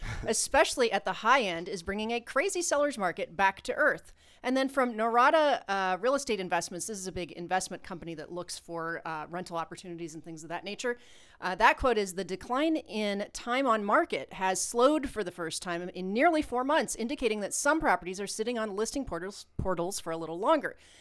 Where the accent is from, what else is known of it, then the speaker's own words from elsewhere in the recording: Ohio, United States; moved away; also born or lived in Puerto Rico; we're from Ohio